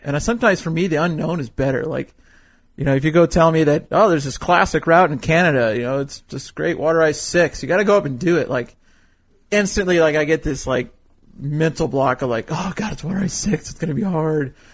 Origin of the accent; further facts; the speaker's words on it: Fresno, California, United States; moved away as an adult; now in Cody, United States; I grew up in California